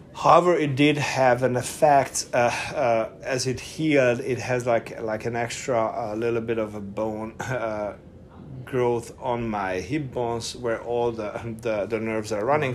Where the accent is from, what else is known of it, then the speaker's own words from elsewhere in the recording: Budapest, Hungary; English is a second language; moved away as an adult; also born or lived in Eger, Hungary; now in United States; I was born in Budapest, uh, Hungary I was raised in Eger, which is a north uh, eastern town in in Hungary, and then from seven we moved to Budapest, and I was I was there until I was nineteen.